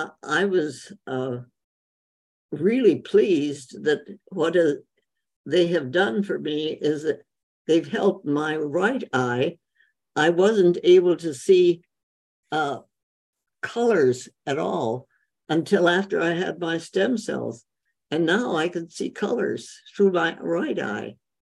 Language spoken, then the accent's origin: English; India; well, I grew up in India, so Indian food is wonderful.